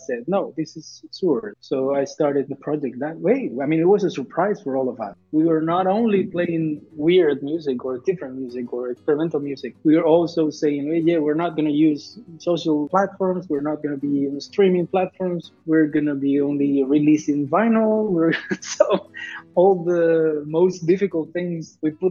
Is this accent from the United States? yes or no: no; Castile and León, Spain; English is a second language; moved away as an adult; also born or lived in Madrid; now in Catalonia, Spain; I was born in Madrid and I spent 10 years in a small town up north in León. Really tiny, tiny town